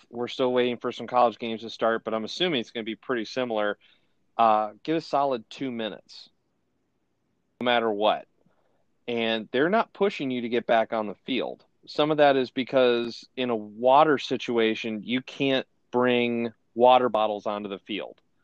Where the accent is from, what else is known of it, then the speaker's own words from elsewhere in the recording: Ohio, United States; I'm from Ohio